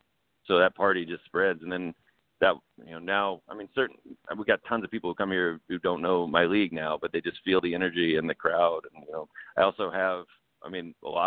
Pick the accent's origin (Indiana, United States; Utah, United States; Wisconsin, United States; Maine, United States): Maine, United States; moved away; I'm from Maine, but I left a bunch of times.